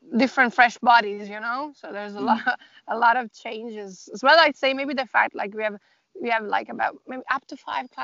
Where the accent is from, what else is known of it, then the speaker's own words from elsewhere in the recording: Italy; moved away as an adult; now in Dublin, Ireland; I'm originally from Italy, but I've been living in Ireland for like the past a little bit more than eight years.